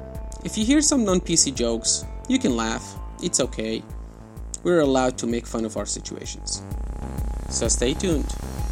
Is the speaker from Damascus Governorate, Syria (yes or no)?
no; Aleppo, Aleppo Governorate, Syria; now in Europe; in my hometown, Aleppo.